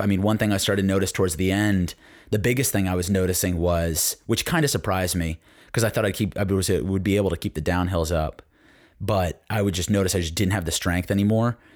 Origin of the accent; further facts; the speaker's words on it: Connecticut, United States; growing up in Connecticut